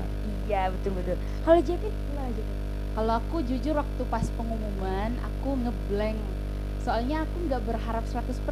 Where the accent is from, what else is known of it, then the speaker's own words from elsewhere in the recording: Toraja, South Sulawesi, Indonesia; moved away as an adult; now in Yogyakarta, Indonesia; aku dari Toraja